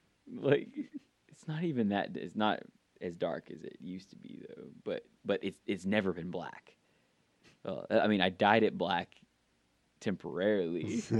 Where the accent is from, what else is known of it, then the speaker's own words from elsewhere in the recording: Georgia, United States; I'm not Southern, like I'm not from the South. I've had that before. They think that I'm not from Georgia just because I don't have a country drawl.